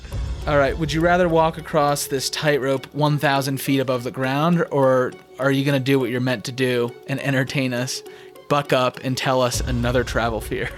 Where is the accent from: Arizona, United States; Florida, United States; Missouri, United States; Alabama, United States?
Arizona, United States; Scottsdale; I was born and raised in Scottsdale